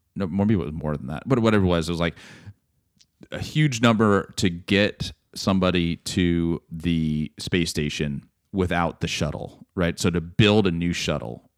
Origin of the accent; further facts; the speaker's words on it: Texas, United States; as a Texan